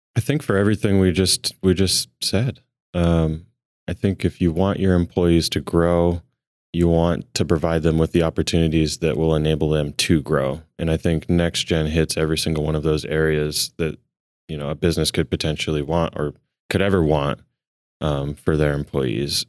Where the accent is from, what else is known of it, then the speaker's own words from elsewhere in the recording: Billings, Montana, United States; I'm from Montana, born and raised right here in Billings.